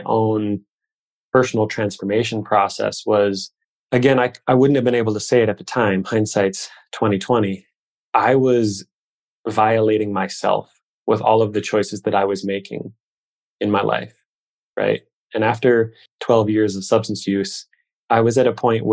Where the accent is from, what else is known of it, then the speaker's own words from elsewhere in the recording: Midwest, United States; I grew up here in the Midwest